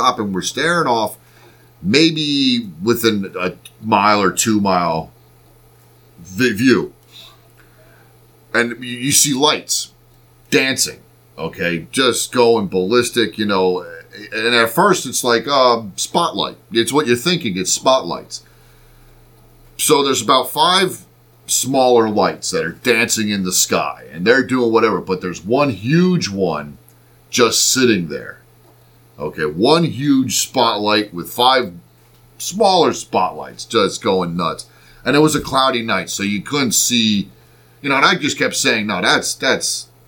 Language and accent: English; Reading, Pennsylvania, United States; We're from Reading, Pennsylvania. So technically we're right outside of Reading right now